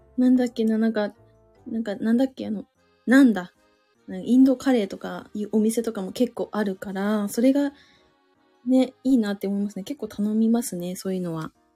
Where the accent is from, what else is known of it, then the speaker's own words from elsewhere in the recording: Suzu, Ishikawa, Japan; accent: Suzu dialect; 私、あの、親と話すときめっちゃ方言出ちゃう